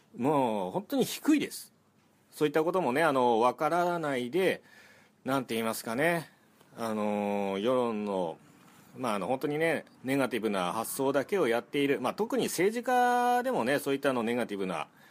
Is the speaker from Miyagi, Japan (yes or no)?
yes; Ishinomaki, Miyagi, Japan; moved away; 私の実家は石巻です